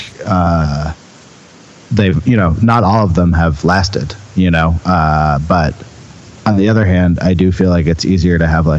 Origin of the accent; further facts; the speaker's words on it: Berkeley, California, United States; moved away; I'm from Berkeley, California.